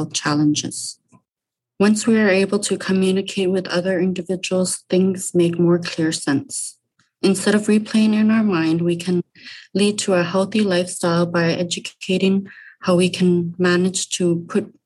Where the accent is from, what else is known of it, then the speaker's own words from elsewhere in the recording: Rankin Inlet, Nunavut, Canada; I'm from Rankin Inlet, Nunavut, born and raised